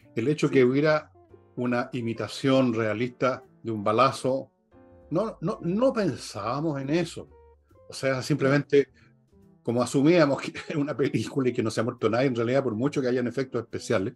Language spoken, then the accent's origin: Spanish; Valparaíso, Chile; cuando yo las vi en el cine de Cabro, la vi en el San Luis, en la punta del Cerro Alegre, en Valparaíso, con toda la patota del barrio